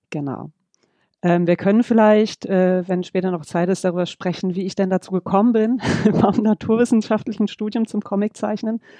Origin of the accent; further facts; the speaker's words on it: Düsseldorf, North Rhine-Westphalia, Germany; moved away; Ich komme ursprünglich aus Düsseldorf, ähm, lebe aber seit 20 Jahren jetzt im Süden von Deutschland aktuell in der Nähe von Karlsruhe.